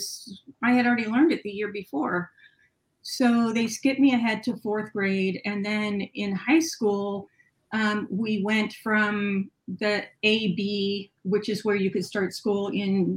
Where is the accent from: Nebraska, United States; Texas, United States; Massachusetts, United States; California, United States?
California, United States; also born or lived in Ohio; we moved from Ohio to California, and the education system was very different